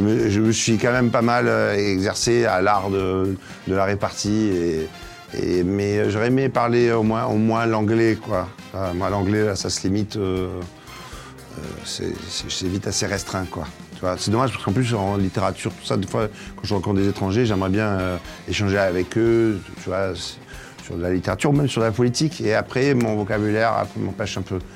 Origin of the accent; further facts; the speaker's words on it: Marseille, Provence-Alpes-Côte d'Azur, France; je viens de Marseille. Et je suis un Marseillais.